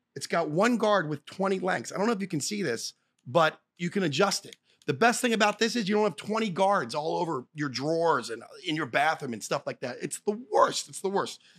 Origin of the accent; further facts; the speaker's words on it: Philadelphia, Pennsylvania, United States; moved away; I'm from Philly